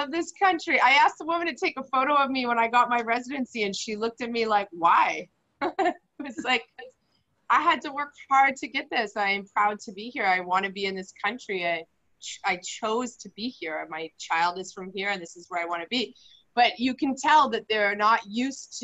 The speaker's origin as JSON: {"language": "English", "country": "Canada", "moved": "as an adult", "lives_now": "Mexico", "said": "I came from Canada, where we have a lot of immigration, we prefer immigrants"}